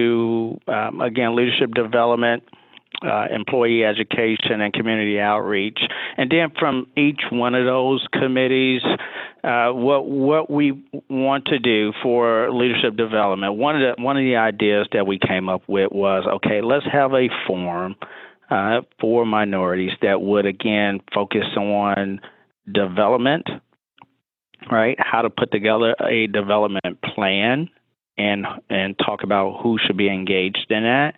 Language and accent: English; Chicago, Illinois, United States; moved away as an adult; now in Lexington, United States; I'm born and raised in Chicago, but I live in Lexington, Kentucky now